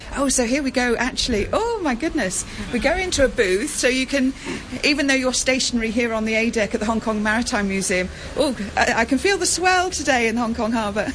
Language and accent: English; England, United Kingdom; I come from England